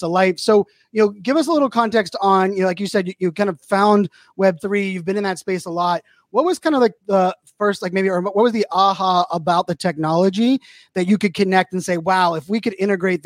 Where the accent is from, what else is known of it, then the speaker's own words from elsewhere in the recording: Pittsburgh, Pennsylvania, United States; born and raised in Pittsburgh